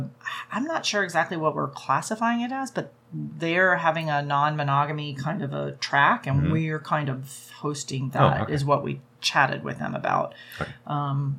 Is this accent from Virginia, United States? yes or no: yes; Virginia, United States; I mean, even I'm from Virginia, and even Virginia, they don't really do indoor pools.